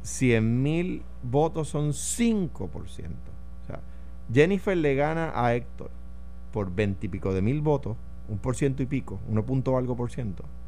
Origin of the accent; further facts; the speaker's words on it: Puerto Rico; soy puertorriqueño